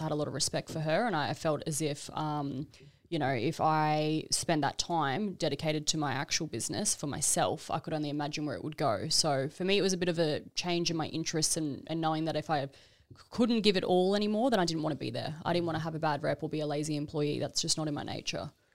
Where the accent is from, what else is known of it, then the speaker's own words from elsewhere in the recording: Brisbane, Queensland, Australia; moved away as an adult; also born or lived in Gold Coast; now in Melbourne, Australia; I'm originally from Brisbane